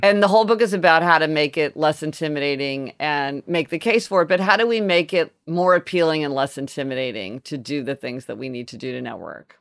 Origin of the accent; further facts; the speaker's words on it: Kansas City, Missouri, United States; We didn't eat sushi growing up in Kansas City